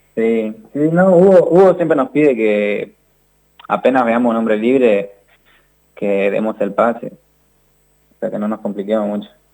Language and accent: Spanish; San Pedro, Misiones, Argentina; yo soy de San Pedro Misiones